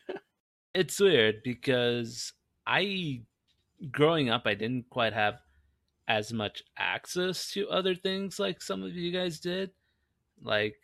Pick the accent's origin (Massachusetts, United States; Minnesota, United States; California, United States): California, United States; Los Angeles; moved away; also born or lived in Nebraska; I grew up in Los Angeles